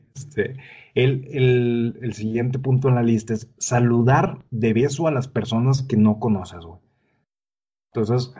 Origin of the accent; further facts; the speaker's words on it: Mexico; las costumbres extrañas que tenemos en México que nos delatan como mexicanos